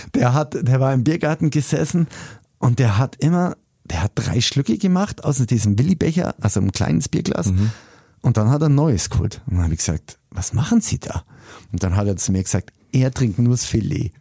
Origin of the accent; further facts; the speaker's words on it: Augsburg, Bavaria, Germany; Ich bin echt leidenschaftlicher Augsburger